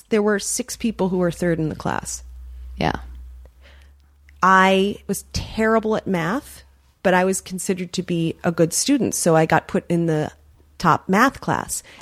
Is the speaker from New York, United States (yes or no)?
yes; New York, United States; I mean, I grew up in New York in the '80s